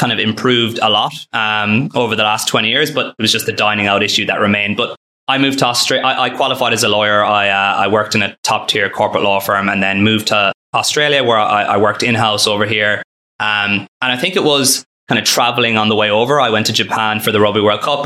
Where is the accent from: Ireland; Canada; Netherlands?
Ireland; also born or lived in Philadelphia, United States; I grew up in Ireland and went to school there